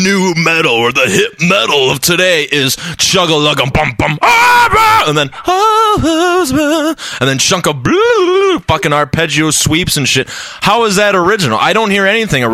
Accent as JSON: {"language": "English", "region": "Ohio", "country": "United States", "said": "I'm from Ohio"}